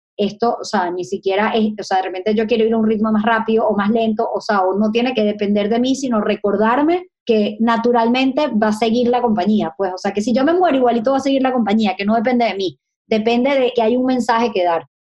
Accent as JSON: {"language": "Spanish", "town": "Caracas", "region": "Capital District", "country": "Venezuela", "moved": "yes", "said": "Yo estudio en la central, yo soy súper usevista"}